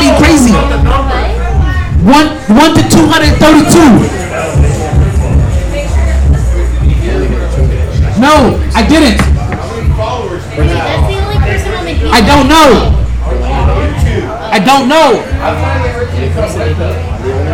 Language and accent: English; Jamaica; cause we're Jamaican, so I'm Jamaican